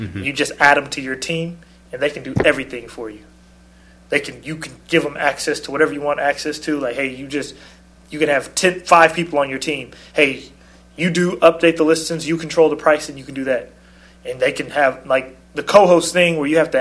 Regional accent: Portland, Oregon, United States; moved away; I'm not really from that part. I'm from Portland, which is the exact same thing

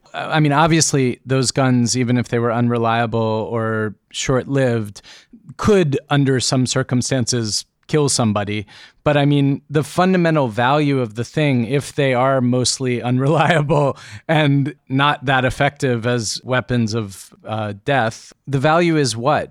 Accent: United States; growing up in America

